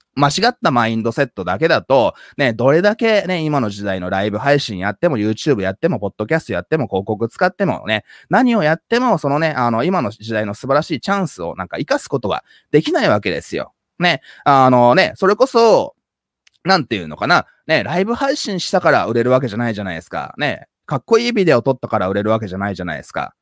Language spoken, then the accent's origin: Japanese; Japan; first language Japanese; 僕は小さい頃から、まあ、ハーフとしてね、日本で、まあいろいろいじめられたりとかね